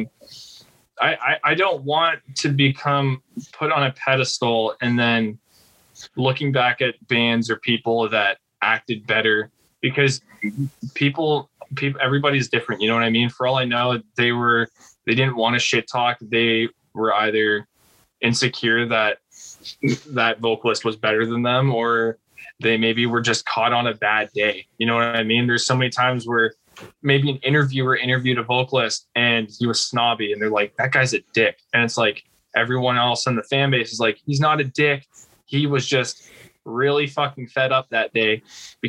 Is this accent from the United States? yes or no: no; Canada; I'm Canadian